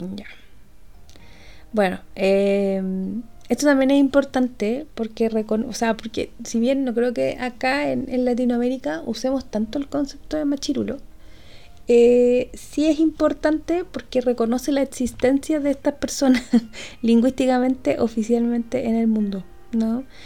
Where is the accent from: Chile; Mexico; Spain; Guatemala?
Chile; nosotros como chilenos